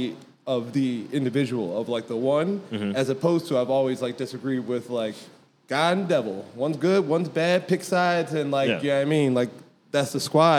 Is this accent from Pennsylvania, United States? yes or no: yes; Philadelphia, Pennsylvania, United States; moved away; I'm from Philadelphia.